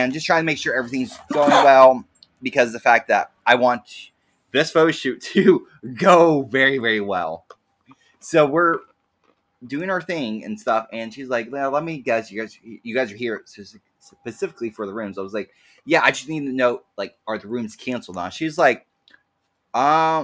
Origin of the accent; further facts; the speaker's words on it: Zanesville, Ohio, United States; I'm from Zanesville